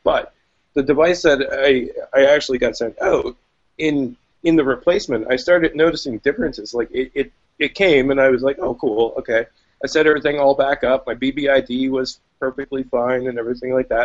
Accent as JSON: {"language": "English", "country": "Canada", "said": "being Canadian and having that love affair with BlackBerry and, you know, some sense of national pride"}